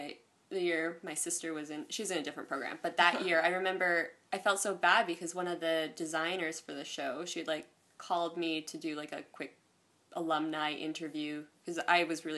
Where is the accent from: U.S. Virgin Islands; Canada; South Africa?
Canada; Kawartha Lakes, Ontario; now in Toronto, Canada; I grew up in Cawthorne Lakes.